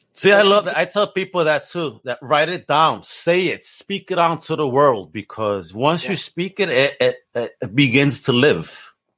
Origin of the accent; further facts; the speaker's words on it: New York, United States; my hometown, New York